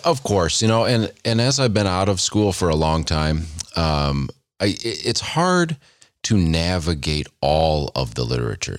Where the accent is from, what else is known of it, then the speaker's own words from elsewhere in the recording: United States; as an American